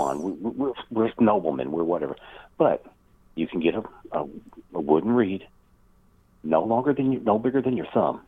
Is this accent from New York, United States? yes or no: no; Kentucky, United States; born or raised there